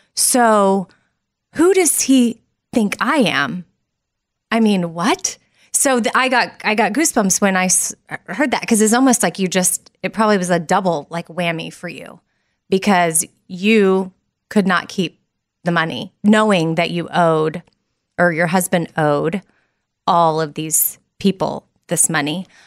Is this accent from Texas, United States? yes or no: yes; Austin, Texas, United States; I'm from Austin, born and raised.